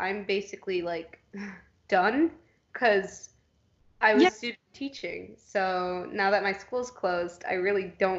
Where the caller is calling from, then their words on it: Indianapolis, Indiana, United States; I'm Skyping from Indianapolis, Indiana. I am not home with my family, although they want to drag me back.